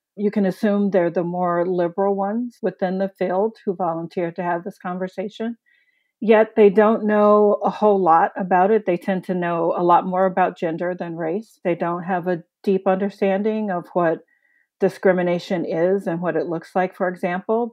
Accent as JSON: {"language": "English", "town": "Chicago", "region": "Illinois", "country": "United States", "tie": "born or raised there", "said": "As a working class city kid, I grew up in Chicago."}